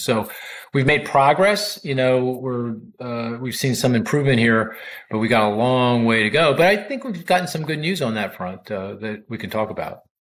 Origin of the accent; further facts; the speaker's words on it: Philadelphia, Pennsylvania, United States; I'm I'm from Philly too